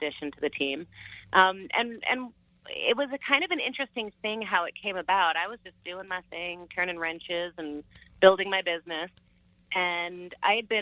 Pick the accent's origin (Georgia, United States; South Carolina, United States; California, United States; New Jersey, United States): New Jersey, United States; moved away as an adult; also born or lived in Phoenix, Arizona / New York; now in Arizona, United States; my hometown in New Jersey, where my family still lived.